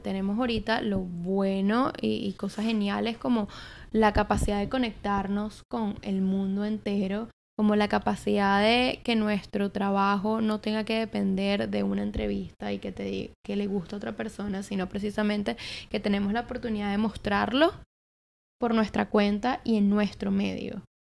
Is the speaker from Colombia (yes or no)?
no; Caracas, Capital District, Venezuela; moved away as an adult; now in New York, United States; yo soy de Venezuela, nací en Caracas, que eres la capital